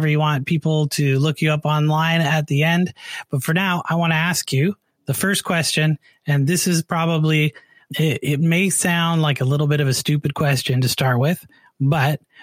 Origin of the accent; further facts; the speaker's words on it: Canada; I'm from Canada